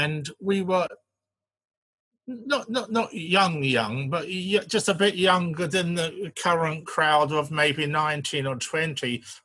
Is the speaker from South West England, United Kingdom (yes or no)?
no; London, United Kingdom; We moved to Brixton, which is South London, in 1960. So I would have been obviously 11 at the time, and went to the secondary school, which was outside Brixton, not far away. And so that was my teenage years.